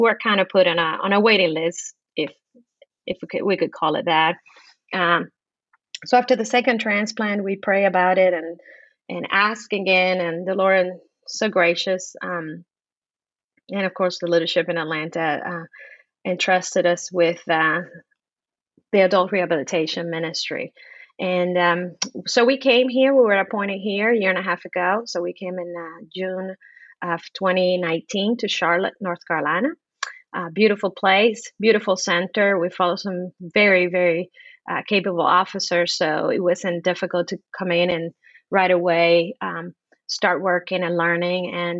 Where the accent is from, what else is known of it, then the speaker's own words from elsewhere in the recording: Cuba; born there; But I was born in Cuba some years ago. I'm not going to say how many. As a matter of fact, at the height of the communist regime in Cuba, I was born.